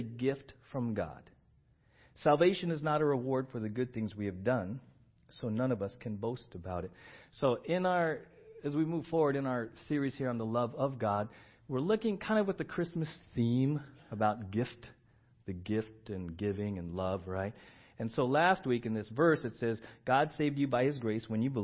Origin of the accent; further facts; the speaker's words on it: San Diego, California, United States; I grew up in San Diego